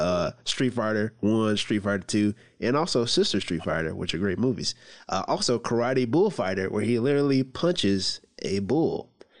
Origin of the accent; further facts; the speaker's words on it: the South, United States; We are uncultured swine from the South.